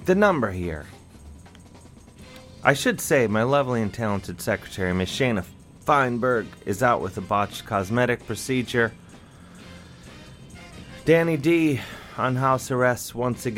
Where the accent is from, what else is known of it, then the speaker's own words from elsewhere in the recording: Ohio, United States; moved away; also born or lived in Jersey City, New Jersey; Ohio, my home state